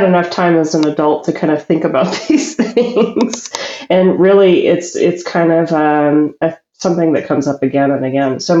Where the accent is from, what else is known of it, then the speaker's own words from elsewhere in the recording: New Orleans, Louisiana, United States; my hometown